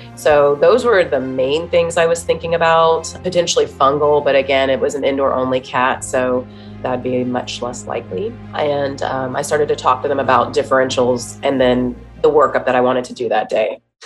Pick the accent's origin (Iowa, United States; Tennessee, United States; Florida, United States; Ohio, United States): Ohio, United States; Dayton; I'm from Dayton, Ohio. Um, it's a city, but a smaller size city. And I um, went to a small Christian school